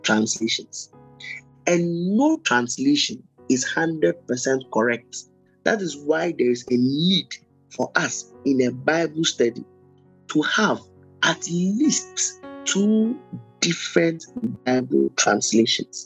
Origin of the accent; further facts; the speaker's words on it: Ghana; I'm a Ghanaian